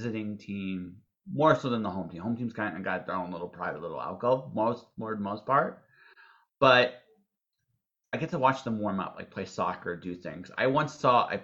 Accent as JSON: {"language": "English", "country": "Canada", "said": "we're Canadian"}